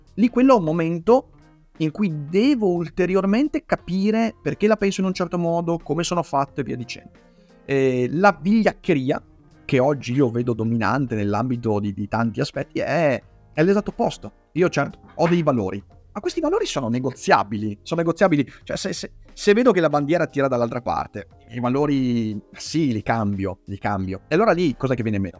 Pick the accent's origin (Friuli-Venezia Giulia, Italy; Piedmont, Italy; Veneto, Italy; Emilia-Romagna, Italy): Veneto, Italy; accent: Venetian; la mia cadenza veneta